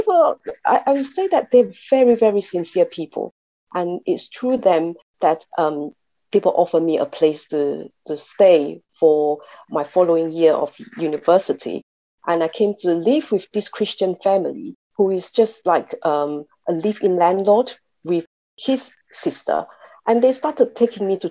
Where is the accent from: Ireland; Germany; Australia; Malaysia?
Malaysia; now in United Kingdom; I come originally from Malaysia, from a Chinese family, quite a traditional family